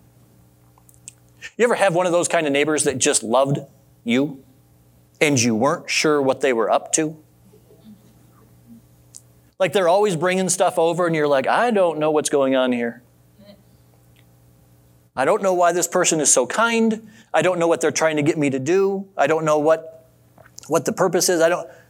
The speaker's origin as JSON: {"language": "English", "town": "Adrian", "region": "Michigan", "country": "United States", "tie": "born or raised there", "said": "growing up in Adrian, Michigan"}